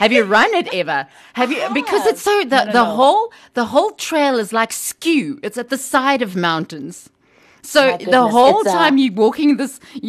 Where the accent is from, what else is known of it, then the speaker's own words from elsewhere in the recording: Port Elizabeth, Eastern Cape, South Africa; I'm from PE.